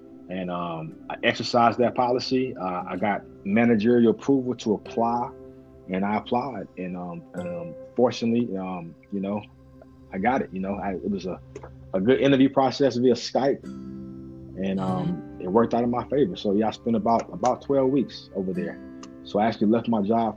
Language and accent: English; Eden, North Carolina, United States; moved away as an adult; also born or lived in Greensboro, North Carolina / Nashville, Tennessee; now in Kansas City, United States; I moved to Eden with my grandparents. And that's where I was raised all up until I went to college